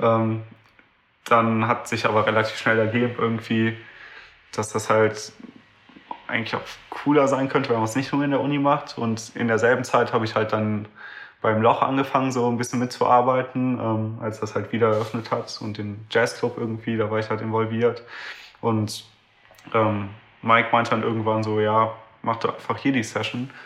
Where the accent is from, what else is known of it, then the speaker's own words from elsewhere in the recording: Düsseldorf, North Rhine-Westphalia, Germany; ich komme aus Düsseldorf